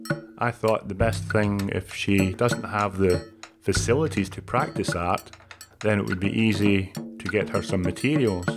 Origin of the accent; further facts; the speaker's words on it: Scotland, United Kingdom; moved away as an adult; also born or lived in Canada; now in Australia; I'm from Scotland. I was there until I was 24 years old, and then went to Canada.